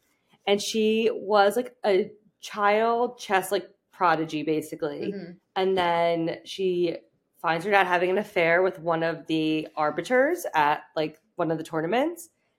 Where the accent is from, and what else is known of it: New Jersey, United States